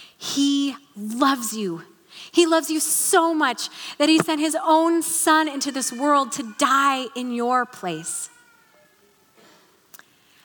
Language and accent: English; Salem, United States; we moved back here to Salem, which was a little bit weird for me because this was my hometown